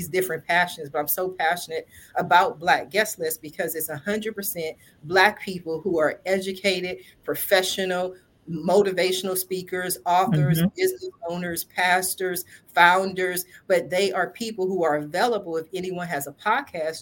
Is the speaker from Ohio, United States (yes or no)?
yes; Columbus, Ohio, United States; I'm from Columbus, Ohio